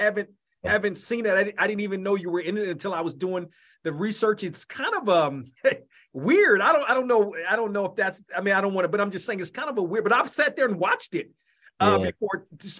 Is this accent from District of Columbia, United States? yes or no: yes; Washington, District of Columbia, United States; also born or lived in Maryland; Oh, I'm Washington. I'm from Washington.